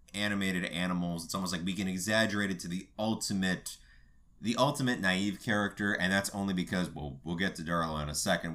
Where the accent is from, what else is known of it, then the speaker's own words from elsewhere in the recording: Los Angeles, California, United States; I'm from North Hollywood